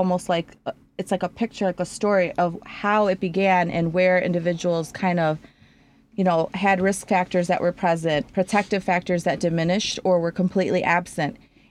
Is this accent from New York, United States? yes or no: no; Chicago, Illinois, United States; I am originally from Chicago, born and raised on the north side.